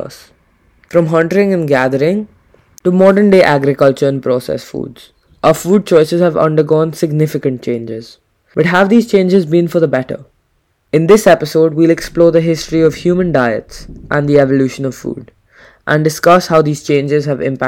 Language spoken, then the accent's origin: English; India; I was born and brought up in India